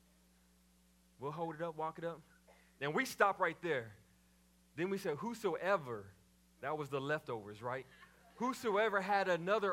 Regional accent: Waco, Texas, United States; growing up in Mount Zion Baptist Church in Waco, Texas, as a PK

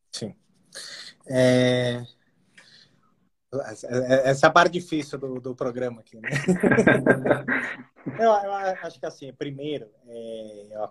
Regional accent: Brazil

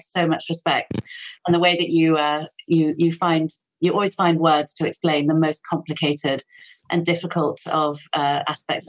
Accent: United Kingdom; I'm so British

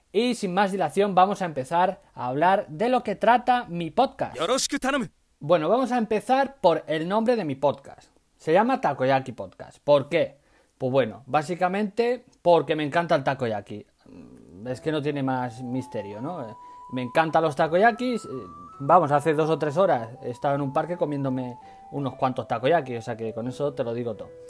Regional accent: Badajoz, Extremadura, Spain; moved away as an adult; now in Tokyo, Japan; Soy un cocinero español del sur de España, de Extremadura, concretamente de Badajoz, que vive en Japón hace tres años

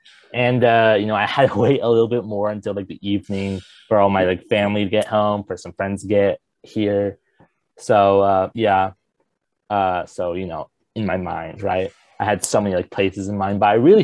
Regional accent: Southern California, United States; I'm from Southern California.

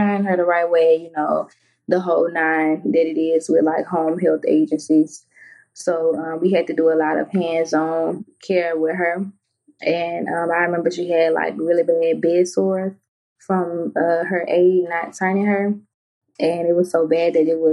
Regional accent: Baton Rouge, Louisiana, United States; I'm from Baton Rouge, Louisiana, born and raised

